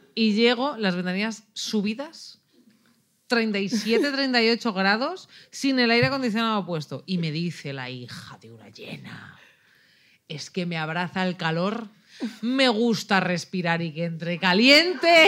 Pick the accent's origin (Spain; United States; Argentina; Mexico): Spain; Ávila, Castile and León; now in Barcelona, Spain; soy de Ávila, que nieve desde noviembre hasta abril